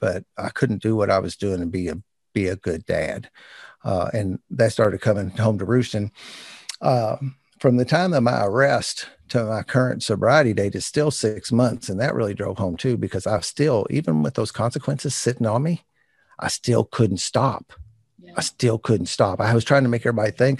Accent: New Albany, Indiana, United States; New Albany, Indiana, my hometown

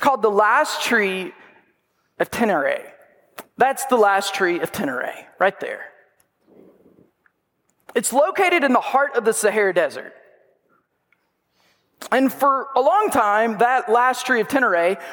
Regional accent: Arkansas, United States; moved away; I'm from Arkansas

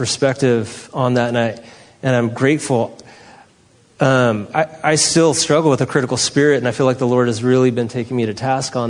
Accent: San Francisco, California, United States; moved away; I'm from San Francisco

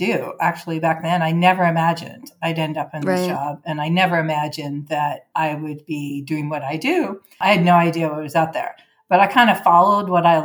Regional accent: Vancouver, British Columbia, Canada; moved away as an adult; now in San Diego, United States; I grew up in Canada and went to high school in Vancouver, which is very near Seattle.

